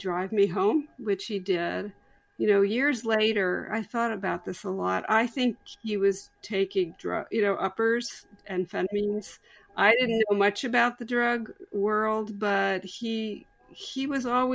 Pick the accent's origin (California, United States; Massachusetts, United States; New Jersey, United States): New Jersey, United States; now in Pennsylvania, United States; I was a senior in a big suburban high school in New Jersey.